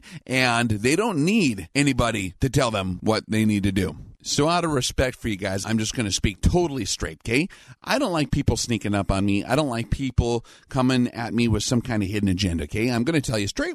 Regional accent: Northern Great Plains, Midwest, United States; I am not from the West Coast. I grew up in the Midwest up here in the Northern Great Plains

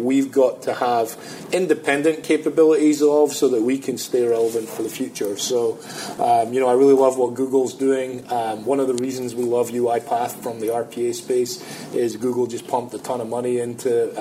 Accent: Scotland, United Kingdom; moved away; I'm Scottish.

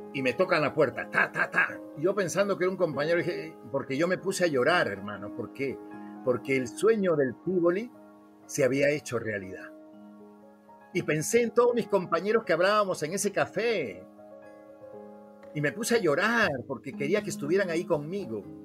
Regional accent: Lima, Peru; moved away as an adult; also born or lived in Venezuela / Miami, United States; de Lima, Perú.

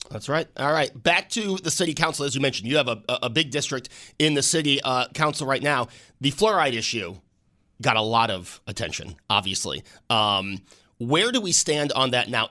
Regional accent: Amherst, New York, United States; I grew up in Amherst off of Main Street

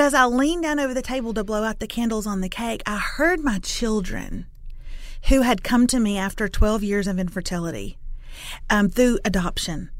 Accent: Lufkin, Texas, United States; I'm from Lufkin, which is in East Texas, town of about forty thousand

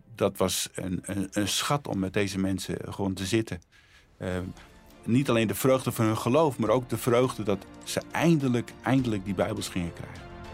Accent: Friesland, Netherlands; moved away as an adult; also born or lived in Bolsward / Sneek; now in Harderwijk, Netherlands; Ik ben geboren in Friesland.

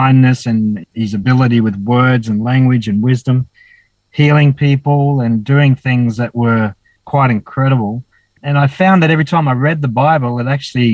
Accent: Dapto, New South Wales, Australia; born or raised there; also born or lived in Wollongong; now in Cooktown, Australia

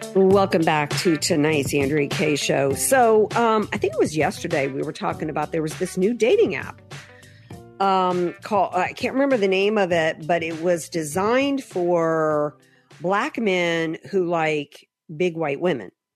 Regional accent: the South, United States; moved away; I grew up in the South where most, you know, we didn't have a whole lot of blondes roaming around

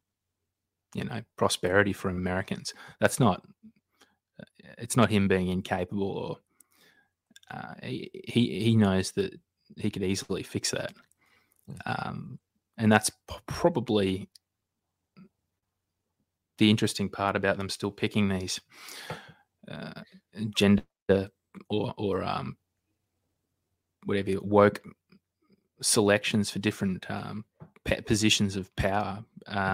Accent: Australia; also born or lived in Queensland; I'm an Australian

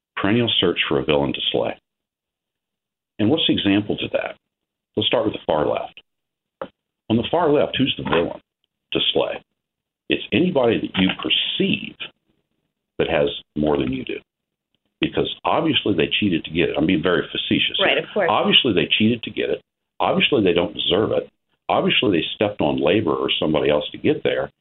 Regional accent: Ohio, United States; I'm a farmer from Ohio

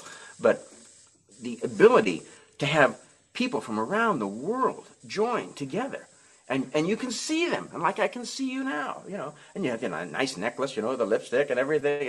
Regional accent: Nebraska, United States; I grew up in Nebraska

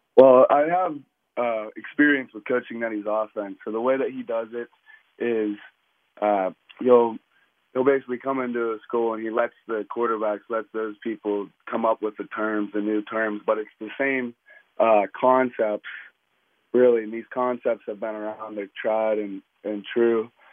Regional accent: Pittsburgh, Pennsylvania, United States; play in this city, my hometown

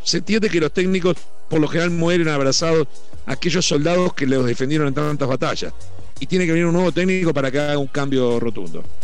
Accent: Uruguay; como uruguayo

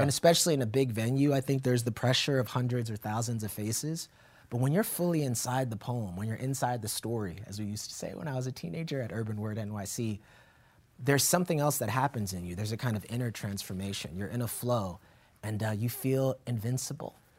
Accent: Yonkers, New York, United States; our house in Yonkers, New York

